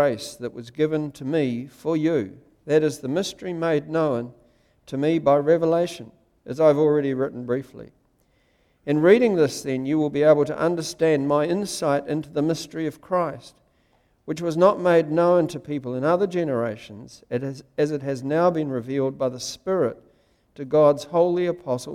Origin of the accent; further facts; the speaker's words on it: Wellington, New Zealand; When I was a little boy, I grew up in Wellington